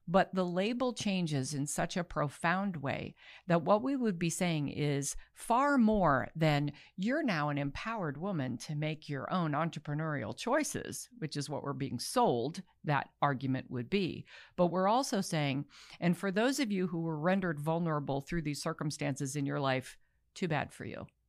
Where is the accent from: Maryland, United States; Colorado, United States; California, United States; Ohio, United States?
Maryland, United States; Baltimore; I'm from Baltimore